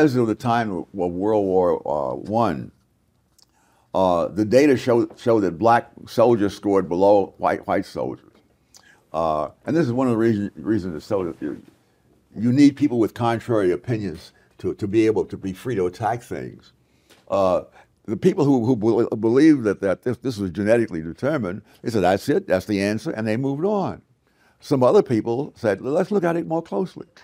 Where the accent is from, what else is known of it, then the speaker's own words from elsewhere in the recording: New York City, New York, United States; moved away; I grew up in Harlem